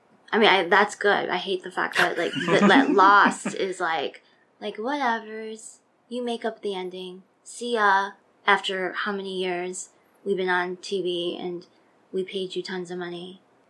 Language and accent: English; Chicago, Illinois, United States; I was born in Chicago.